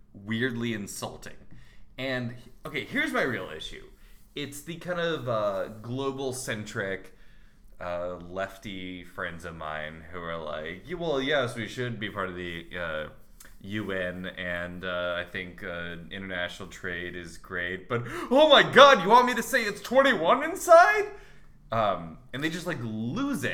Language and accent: English; United States; I'm an American